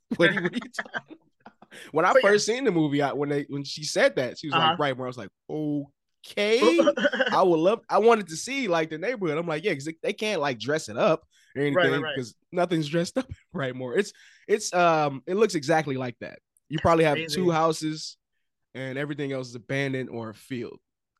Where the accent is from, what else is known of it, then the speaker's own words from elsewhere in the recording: Detroit, Michigan, United States; I'm from Detroit.